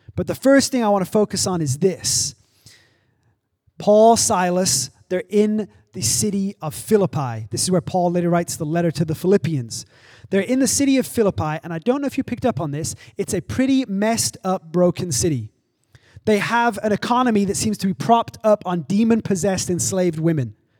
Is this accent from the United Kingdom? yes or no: yes; England, United Kingdom; also born or lived in Arizona / Oklahoma; now in Los Angeles, United States; I grew up in England, I've lived in Arizona and Oklahoma, and I've lived here